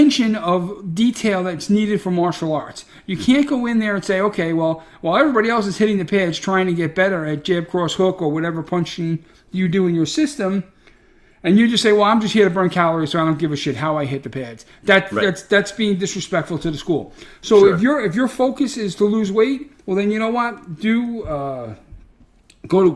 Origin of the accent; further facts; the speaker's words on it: New York City, New York, United States; I'm a schmuck from Brooklyn